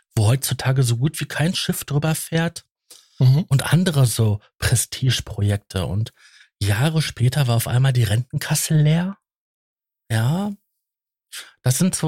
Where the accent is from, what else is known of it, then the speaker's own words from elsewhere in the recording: Datteln, North Rhine-Westphalia, Germany; ich bin ja gebürtig aus Datteln